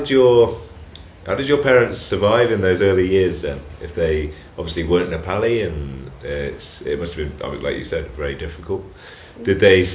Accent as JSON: {"language": "English", "region": "England", "country": "United Kingdom", "said": "I'm from England. We don't have many Buddhist monasteries in England"}